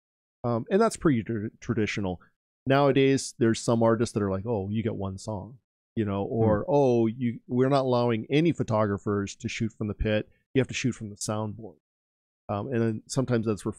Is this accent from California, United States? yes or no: yes; California, United States; growing up, I grew up in California